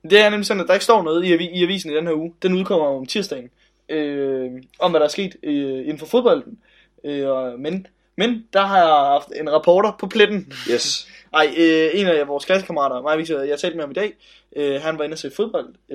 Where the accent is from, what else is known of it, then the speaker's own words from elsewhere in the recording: Nairobi, Kenya; men jeg kommer selv fra Nairobi